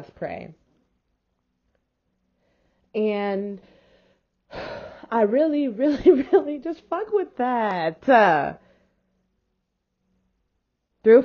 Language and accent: English; Houston, Texas, United States; I was raised in Houston, Texas